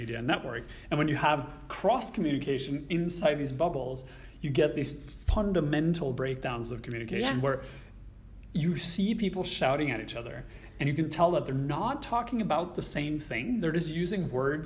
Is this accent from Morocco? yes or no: no; Norway; English is a second language; moved away as an adult; now in Vancouver, Canada; even though if I live in Canada longer than I lived in Norway, I will still always be a bicultural person, because my entire formative childhood was in a different culture